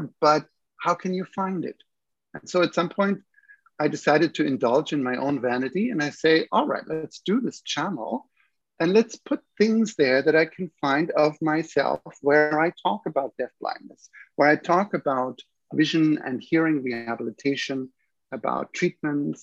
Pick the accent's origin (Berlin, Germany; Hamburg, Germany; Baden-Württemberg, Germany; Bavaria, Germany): Bavaria, Germany; Munich; also born or lived in Vienna, Austria / Toronto, Canada / Vancouver, Canada / Calgary, Canada; now in Montreal, Canada; I come from Germany originally, from Munich, and then I trained in Vienna